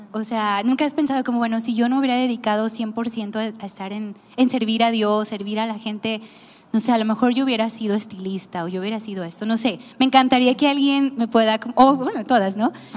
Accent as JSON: {"language": "Spanish", "region": "Nayarit", "country": "Mexico", "said": "yo también soy de Nayarit"}